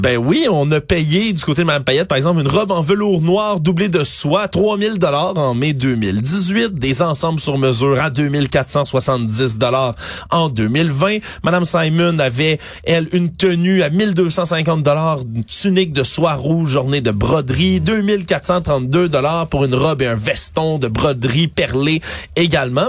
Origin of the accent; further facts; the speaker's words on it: Montreal, Quebec, Canada; en tant que Montréalais